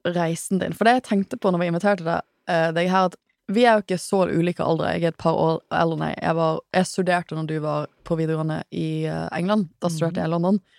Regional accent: Trøndelag, Norway; Som jeg er fra Trøndelag.

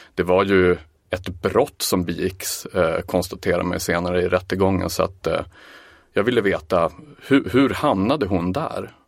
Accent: Umeå, Västerbotten County, Sweden; Jag kommer ju visserligen från Umeå

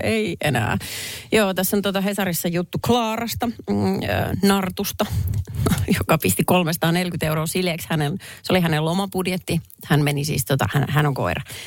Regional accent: Perniö, Southwest Finland, Finland; moved away; kävin äh, kotikonnuilla Varsinais-Suomessa Perniössä

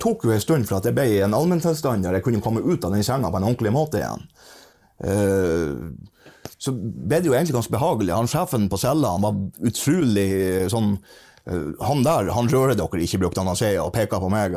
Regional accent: Norway; jeg kom fra Norge

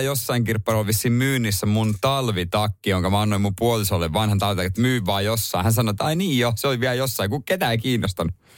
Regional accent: Ostrobothnia, Finland; moved away; mä oon lapsuudessa kotona Pohjanmaalla

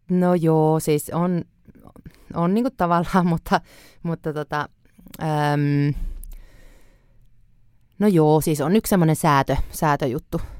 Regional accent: Helsinki, Uusimaa, Finland

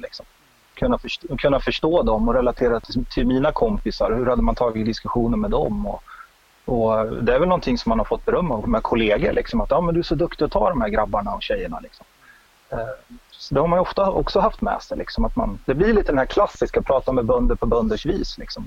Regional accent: Örebro, Örebro County, Sweden; moved away as an adult; also born or lived in Umeå; bodde jag i Örebro. Jag är från Örebro

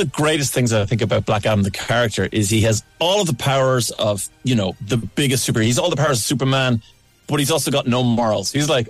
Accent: Ireland; as an Irishman

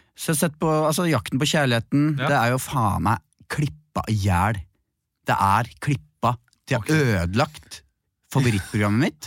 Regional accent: Bærum, Akershus, Norway; jeg er fra Bærum

